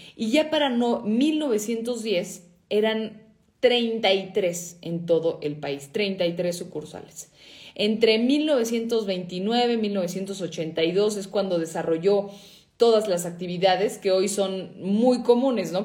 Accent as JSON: {"language": "Spanish", "country": "Mexico"}